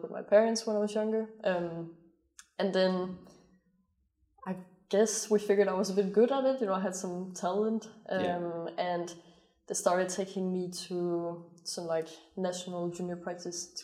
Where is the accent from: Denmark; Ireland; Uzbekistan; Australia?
Denmark; born or raised there; moved away